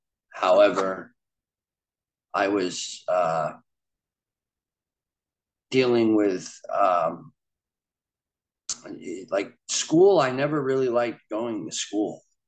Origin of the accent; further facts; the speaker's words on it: Largo, Florida, United States; born there; also born or lived in Long Island, New York; But I was born in Largo, Florida in 1987. I ended up moving to Long Island, New York, to where my mother's family was currently living on the eastern end of Long Island.